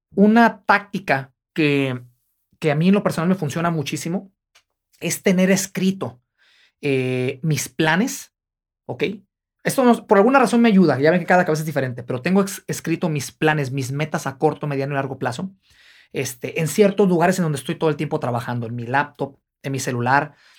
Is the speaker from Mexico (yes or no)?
yes; Guadalajara, Jalisco, Mexico; moved away; yo soy de Guadalajara, Jalisco